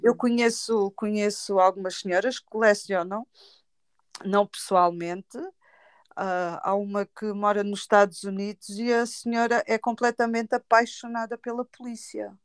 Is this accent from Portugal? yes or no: yes; Tavira, Algarve, Portugal; eu não consigo fazer nada na minha terra